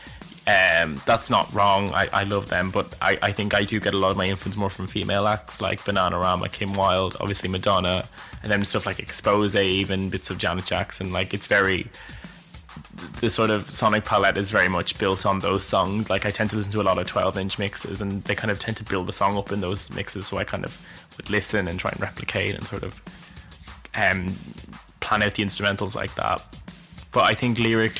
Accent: Dublin, Leinster, Ireland; I'm from Dublin, Ireland, hence why my accent might seem a bit funny to listen

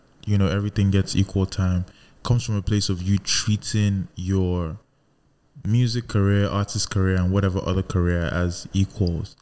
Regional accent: Nigeria; I'm still a Nigerian.

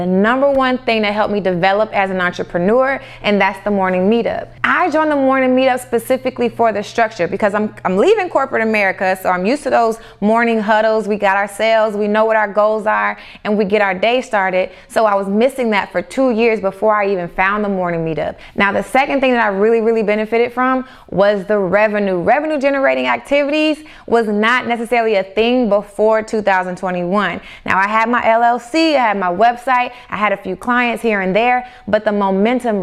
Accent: the South, United States; growing up in the South

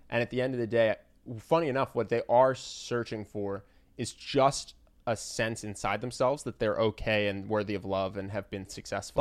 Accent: United States

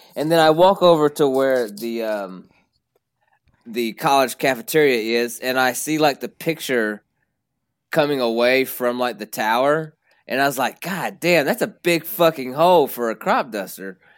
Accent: Princeton, Kentucky, United States; accent: twang; I'm from a small town called Princeton in, uh, the west side of the state of Kentucky

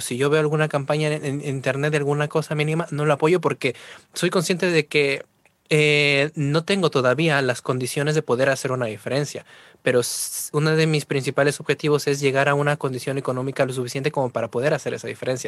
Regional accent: Trujillo, La Libertad, Peru; moved away as an adult; now in Spain; soy de Trujillo, Perú

